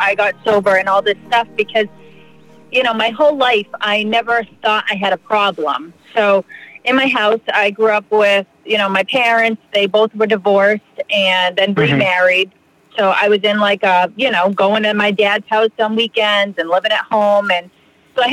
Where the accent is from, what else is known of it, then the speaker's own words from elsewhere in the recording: Plymouth, Massachusetts, United States; now in Fall River, United States; I grew up in Plymouth, America's hometown